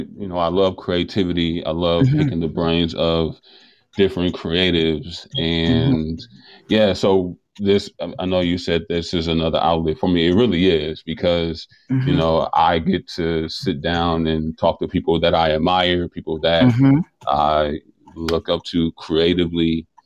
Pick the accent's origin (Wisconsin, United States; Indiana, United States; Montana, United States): Wisconsin, United States; Milwaukee; You know, I think Milwaukee gets a bad rep. We're in Wisconsin, or I'm in Wisconsin.